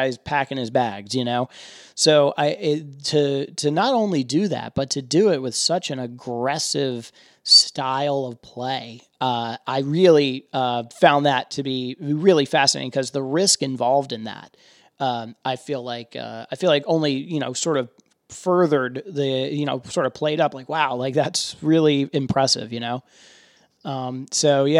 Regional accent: Philadelphia, Pennsylvania, United States; also born or lived in Atlanta, Georgia; I grew up in Philadelphia. I'm from Atlanta originally

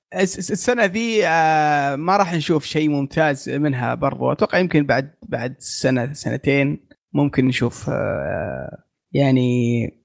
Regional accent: Saudi Arabia

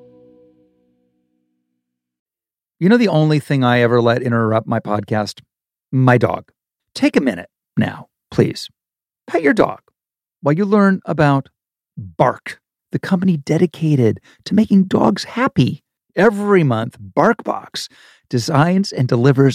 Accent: Ohio, United States; moved away; The block I grew up in Ohio

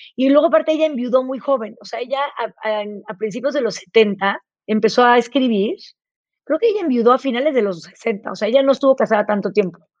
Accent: Tepoztlán, Morelos, Mexico; also born or lived in Chihuahua; yo crecí en, Tepoztlán, en Morelos

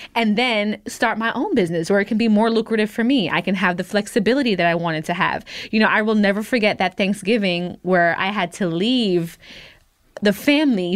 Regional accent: United States; also born or lived in Jamaica (roots); I'm American 'cause I was born here

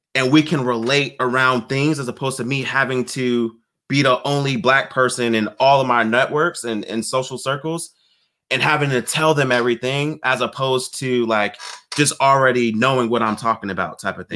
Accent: Virginia Beach, Virginia, United States; moved away as an adult; now in San Diego, United States; My wife and I, we grew up in Virginia Beach

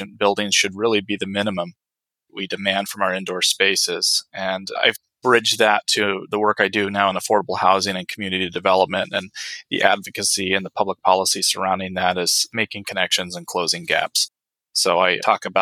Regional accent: Medford, Oregon, United States; moved away as an adult; also born or lived in Utqiagvik, Alaska; now in Anchorage, United States; I moved back to my hometown of Medford, Oregon

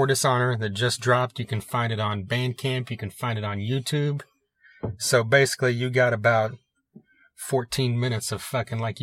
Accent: Tulsa, Oklahoma, United States

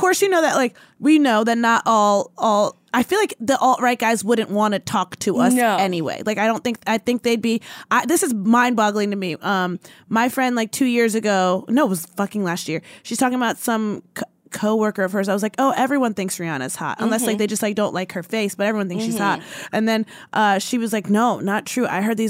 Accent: Nigeria; because I'm Nigerian too. And so much of I grew up around white people.

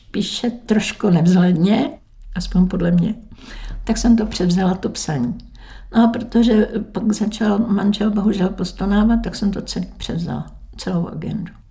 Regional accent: Veselí, Czechia; No, ale byli jsme dlouhý leta z rodiče sobě slavy, ale mhm. rodák jsem veselák.

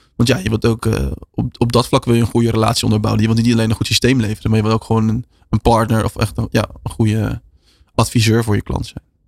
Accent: Netherlands; wij als Nederlanders

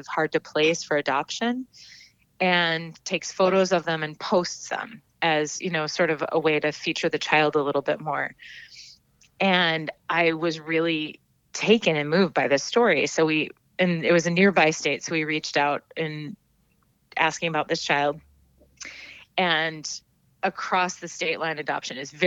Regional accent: Minnesota, United States; now in Maine, United States; my home state of Minnesota

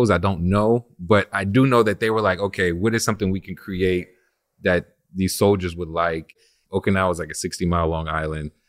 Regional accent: New Orleans, Louisiana, United States; also born or lived in Oceanside, California; My mom and all her families from New Orleans, so this was always home but I was born in California, Oceanside, California. I lived there up to like six months.

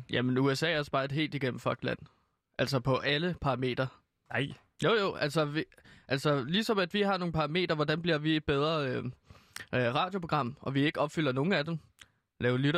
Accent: Denmark; jeg er rigtig glad for, at officielt jeg kan sige, at jeg er dansker

